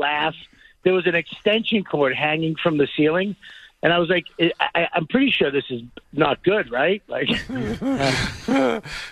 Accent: Boston, Massachusetts, United States; moved away; I'm from Boston

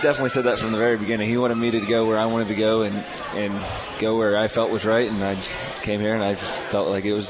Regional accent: Brookville, Ohio, United States; I'm from Brookville High School

